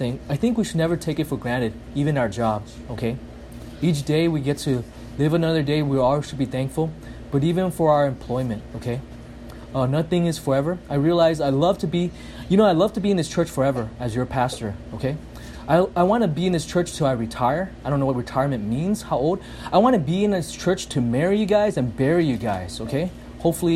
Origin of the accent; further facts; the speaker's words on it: United States; I'm such an American